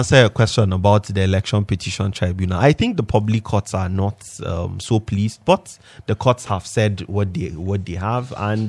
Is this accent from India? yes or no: no; Nigeria; I'm a Nigerian.